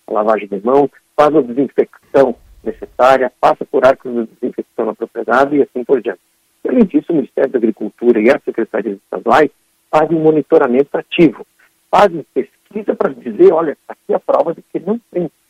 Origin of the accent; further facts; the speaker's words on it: Gaúcho, Rio Grande do Sul, Brazil; como bons gaúchos